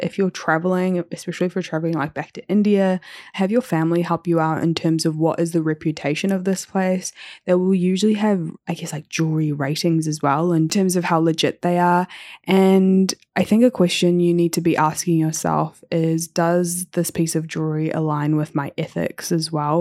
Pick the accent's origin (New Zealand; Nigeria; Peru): New Zealand; growing up in New Zealand